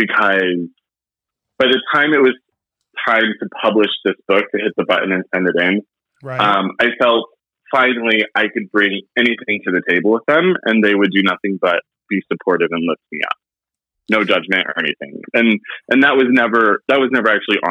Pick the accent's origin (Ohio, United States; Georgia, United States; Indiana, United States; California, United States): Indiana, United States; growing up in Indiana